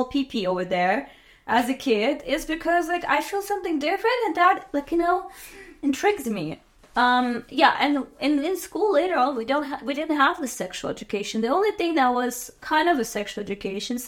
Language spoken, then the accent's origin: English; Azerbaijan; moved away as an adult; also born or lived in Hawaii; I'm from Azerbaijan, and I was born in 1994.